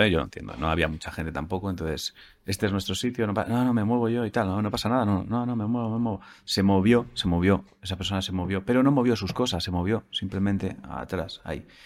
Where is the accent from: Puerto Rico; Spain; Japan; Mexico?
Spain; Málaga, Andalusia; now in Switzerland; aunque soy malagueña, llevo más de 30 años viviendo en Suiza.